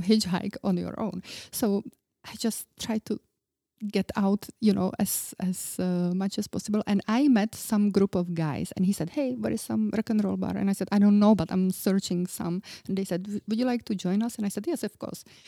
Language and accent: English; Czechia; I was very young, I was from Czech Republic